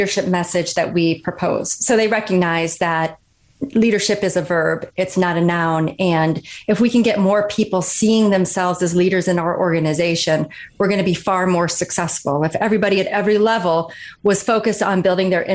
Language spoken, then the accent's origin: English; Kalkaska, Michigan, United States; I grew up in Northern Michigan, a really small town called Kalkaska.